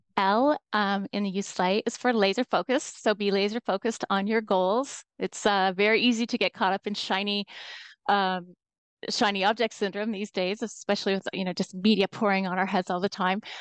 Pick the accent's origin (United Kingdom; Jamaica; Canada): Canada; Toronto, Ontario; I'm from Toronto, Canada. That's where I'm calling in from today.